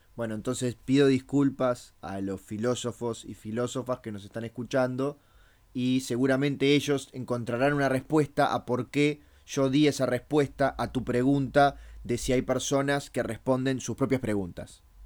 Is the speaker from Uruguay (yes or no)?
yes; Uruguay; nosotros acá le decimos pop